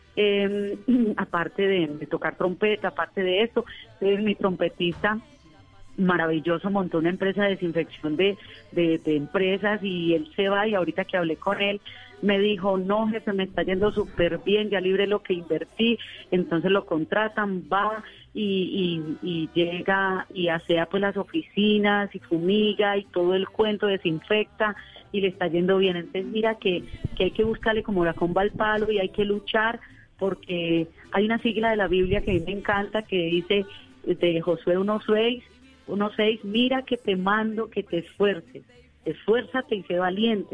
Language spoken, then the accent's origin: Spanish; Colombia; eran ocho horas de mi pueblo a Medellín